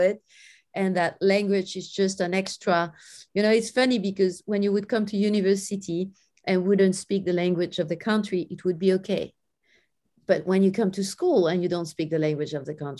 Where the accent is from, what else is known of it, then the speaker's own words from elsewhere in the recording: France; I grew up in France in a very friendly environment